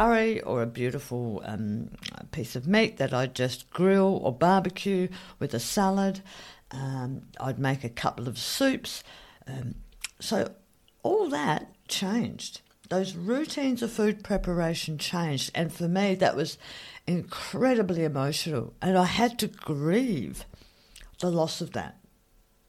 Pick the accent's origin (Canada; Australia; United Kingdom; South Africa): Australia; I'm Australian